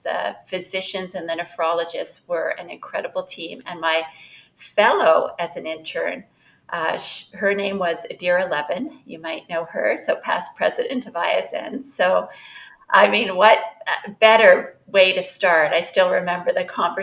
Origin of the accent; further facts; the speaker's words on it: Canada; moved away as an adult; now in Chicago, United States; currently I'm in Chicago. I'm a Canadian